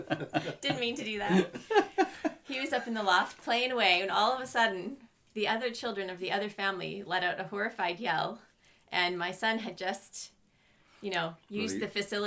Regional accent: Vancouver, British Columbia, Canada; accent: Canadian; moved away; also born or lived in Ballymoney, Northern Ireland; So I grew up in Canada, so it's a Canadian accent. Although I was born, funny enough, in Ballymoney. Born in Ballymoney, and mum and dad are from Oma. So our roots are here. But when I was one, we moved out to Vancouver.

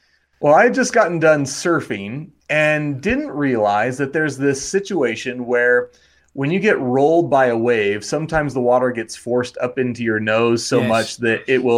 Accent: Wyoming, United States; I would say Wyoming is probably what I would say is my original place.

